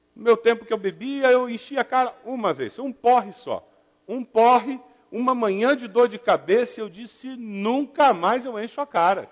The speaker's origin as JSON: {"language": "Portuguese", "region": "southern Brazil", "country": "Brazil", "said": "particularmente no sul do Brasil, a gente tem a desculpa do eu sou italiano"}